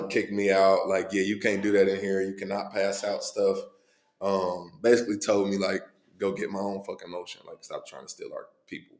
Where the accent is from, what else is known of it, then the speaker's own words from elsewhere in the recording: Cincinnati, Ohio, United States; born and raised in Cincinnati, man. East side Cincinnati